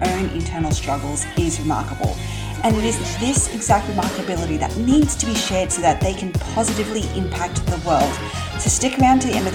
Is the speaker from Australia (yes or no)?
yes; Australia; accent: Aussie; my Aussie accent